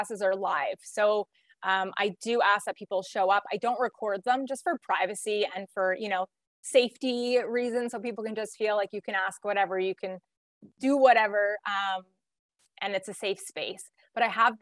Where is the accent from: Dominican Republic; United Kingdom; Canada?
Canada; I'm like the only Canadian that's here